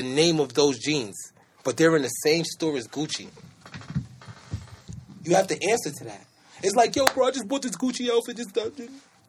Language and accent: English; New York City, New York, United States; I'm from Brooklyn, New York.